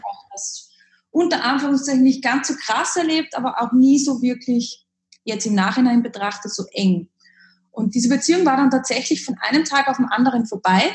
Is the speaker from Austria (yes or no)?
yes; Upper Austria, Austria; Wie man vielleicht aus meinem Dialekt etwas hören kann, komme ich aus dem Süden, unterhalb von Deutschland, aus Österreich, aus Oberösterreich